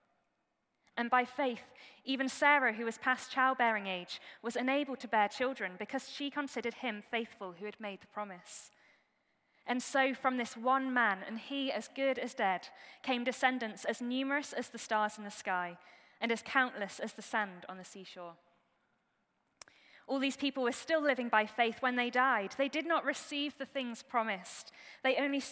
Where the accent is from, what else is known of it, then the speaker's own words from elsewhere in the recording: Staffordshire, West Midlands, United Kingdom; I grew up in Staffordshire in the Midlands